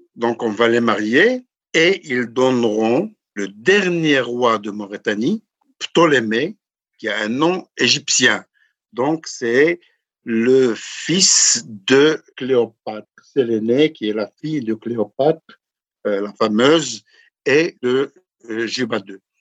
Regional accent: High Atlas, Morocco; je suis du Haut Atlas

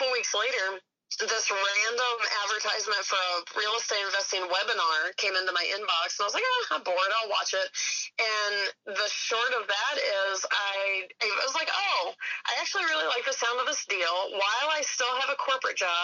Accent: Georgia, United States; I grew up in Georgia

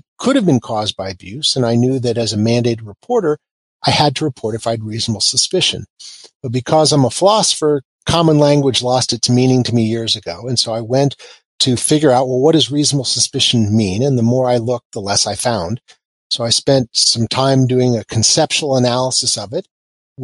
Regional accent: Kansas, United States; moved away; I'm also from Kansas, which means that I sort of have a down-home view towards a lot of things.

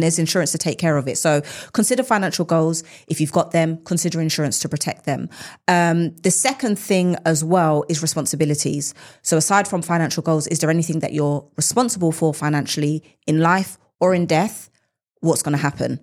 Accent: United Kingdom; us as British individuals

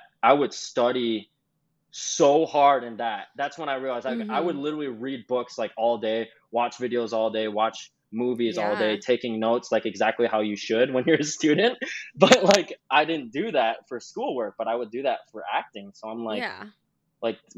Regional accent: Minneapolis, Minnesota, United States; moved away as an adult; now in Los Angeles, United States; I grew up in Minneapolis, Minnesota

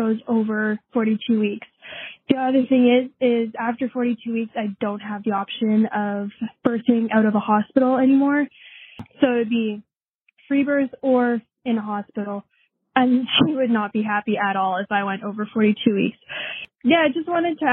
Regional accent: Manitoba, Canada; I'm actually from Manitoba, Canada

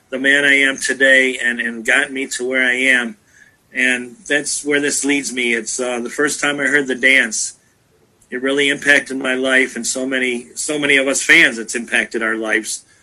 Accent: Cleveland, Ohio, United States; Those that don't … from Cleveland, Ohio.

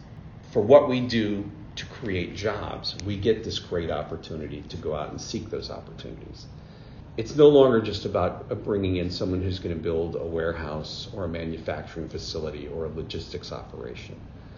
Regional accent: Billings, Montana, United States; born there; I was born in Billings, Montana. Educated, I would like to say, across the United States, because my dad was in the Army, so spent a lot of time moving around the country.

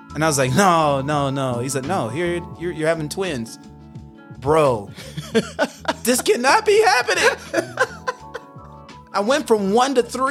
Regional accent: Hopkinsville, Kentucky, United States; moved away; back home in Hoptown

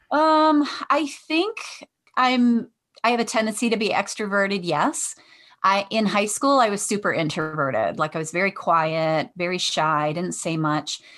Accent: Detroit, Michigan, United States; I'm from Michigan in the Detroit area, so I grew up on the west side of Detroit

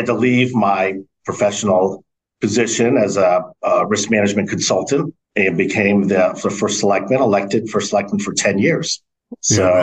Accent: West Hartford, Connecticut, United States; moved away as an adult; also born or lived in Burlington, Connecticut; born and raised in West Hartford

